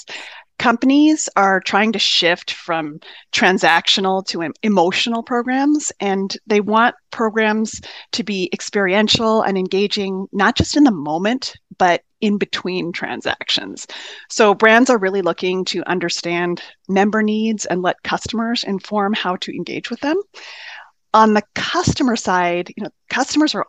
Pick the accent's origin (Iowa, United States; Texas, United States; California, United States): California, United States; Southern; moved away as an adult; also born or lived in upstate New York; now in Midwest, United States; I grew up in Southern California